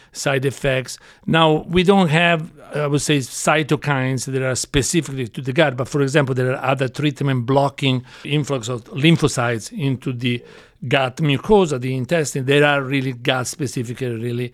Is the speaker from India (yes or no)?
no; Florence, Tuscany, Italy; moved away as an adult; now in United States; I grew up in Florence, Italy